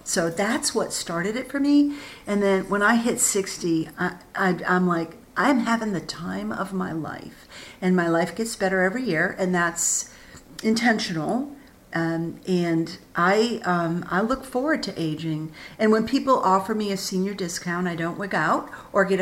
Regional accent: Augusta, Maine, United States; also born or lived in Bath, Maine; I was born and raised in Augusta

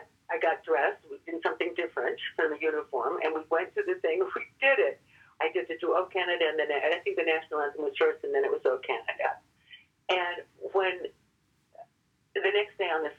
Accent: Nebraska, United States; moved away; I'm from Nebraska

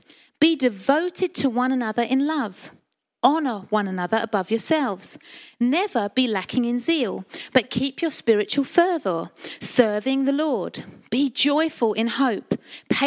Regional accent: Colchester, East of England, United Kingdom; I'm a Colchester girl, born and bred in Essex

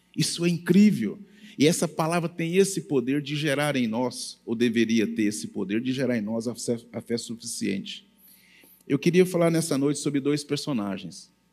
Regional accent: Goiás, Brazil; Eu sou bem goiano

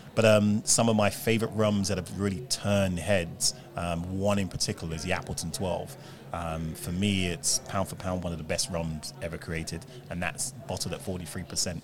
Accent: Jamaica; We're Jamaican

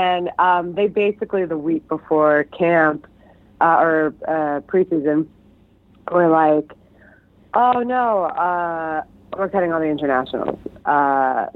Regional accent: New York City, New York, United States; I'm from Queens

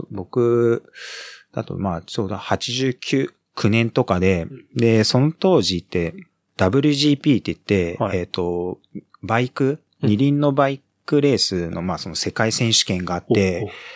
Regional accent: Ichikawa, Chiba, Japan; moved away; also born or lived in Kamata, Ota, Tokyo / Osaka; 千葉の市川市の方に、えっ、ー、と、移って、はい、幼稚園はずっと、だ千葉、で育っ

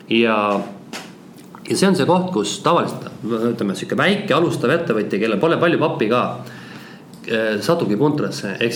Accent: Tallinn, Harju County, Estonia; born there; also born or lived in countryside; tuhka, ma olen ka maal elanud, kuigi Tallinnas sündinud

